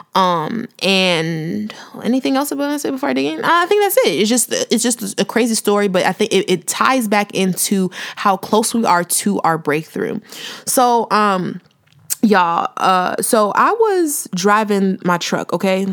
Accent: Chicago, Illinois, United States; moved away as an adult; also born or lived in Houston; I'm from the Chi, south suburbs of the Chi

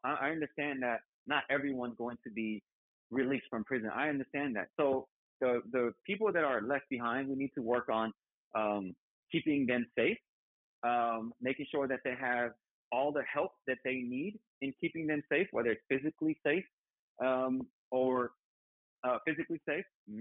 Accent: California, United States; I still wasn't a Californian

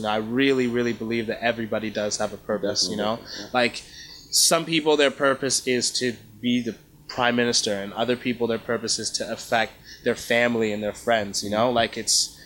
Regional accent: Canada; also born or lived in Kenya / Rwanda; my family's from Rwanda originally. I was born in Kenya. And my sister was born in Uganda. We moved to Canada when my sister and I were young.

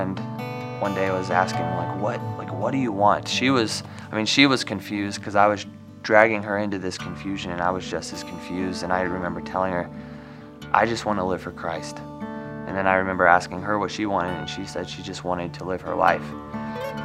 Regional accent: Gibbon, Nebraska, United States; moved away as an adult; also born or lived in Nashville; I was raised in Gibbon, Nebraska.

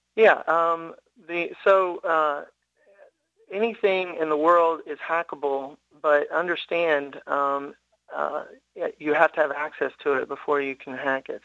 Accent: Tennessee, United States; born and raised in Tennessee

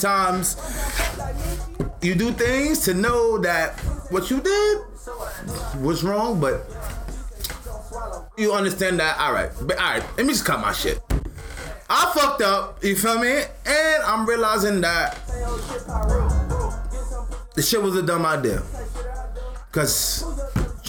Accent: New York City, New York, United States; I was born in Brooklyn

